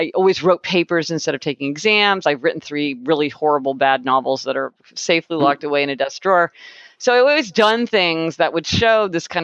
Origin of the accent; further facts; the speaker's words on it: Kansas City, Missouri, United States; moved away; I'm from Kansas City, Missouri. So I spent my whole childhood there in a kind of very happy childhood